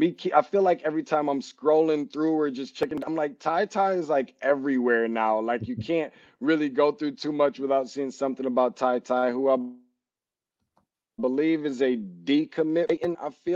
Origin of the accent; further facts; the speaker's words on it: Lansing, Michigan, United States; I'm from Lansing